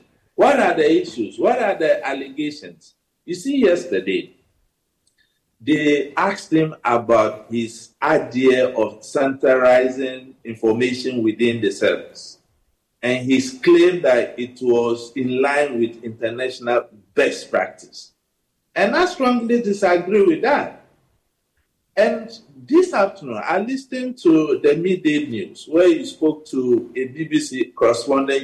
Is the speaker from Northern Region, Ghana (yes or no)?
yes; Savelugu, Northern Region, Ghana; I come from Sabuba in the northern region